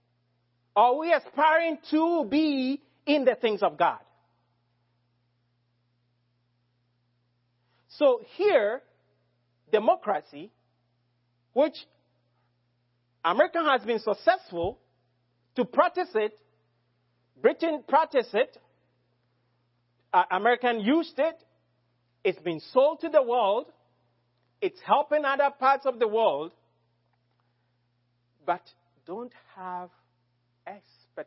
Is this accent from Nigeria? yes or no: no; Ghana; as a Ghanaian